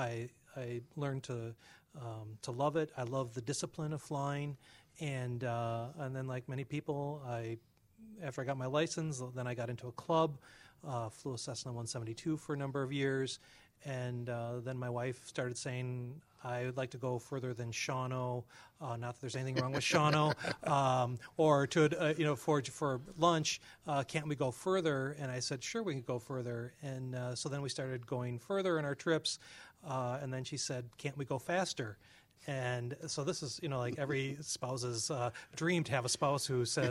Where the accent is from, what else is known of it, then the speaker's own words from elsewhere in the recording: Rio, Wisconsin, United States; my hometown of Ryo, Wisconsin, for those of you who are not familiar, Ryo is a town of about 1,000, just a little bit north of Madison.